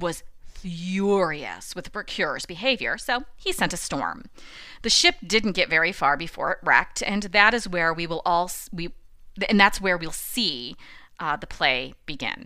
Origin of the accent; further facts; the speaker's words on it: United States; also born or lived in Rome; as an American